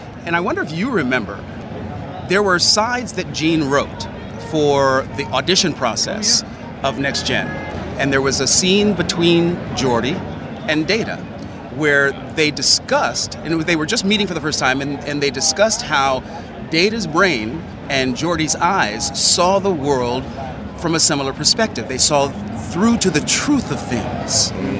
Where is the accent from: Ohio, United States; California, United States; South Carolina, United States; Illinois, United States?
California, United States; Sacramento; Sacramento, California.